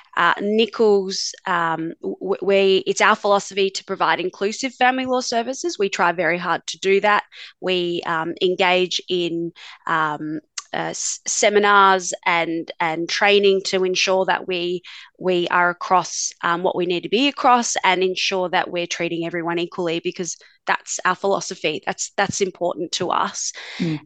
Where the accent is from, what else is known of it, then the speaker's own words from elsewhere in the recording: Darwin, Northern Territory, Australia; also born or lived in Adelaide, Australia; now in Melbourne, Australia; I grew up in Darwin, actually, up in the top end, and did my schooling and law degree in, in Adelaide